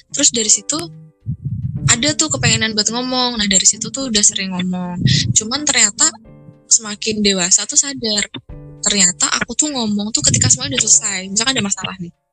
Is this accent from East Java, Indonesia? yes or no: no; Magelang, Central Java, Indonesia; Eh gue wong